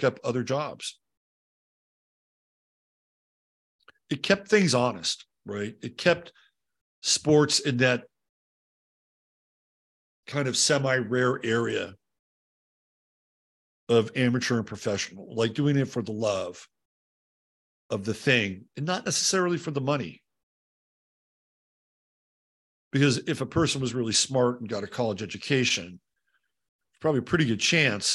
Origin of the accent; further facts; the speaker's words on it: Bay Area, California, United States; I grew up in the Bay Area